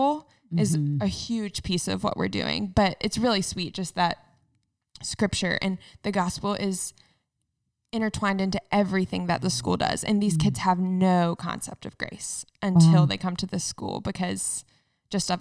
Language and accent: English; North Carolina, United States; moved away as an adult; also born or lived in Waco, Texas; now in Cincinnati, United States; I grew up in North Carolina at a classical private